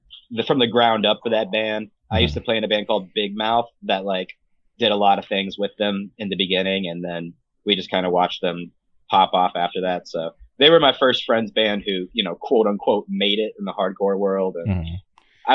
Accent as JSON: {"language": "English", "region": "Illinois", "country": "United States", "tie": "born or raised there", "said": "growing up in Illinois"}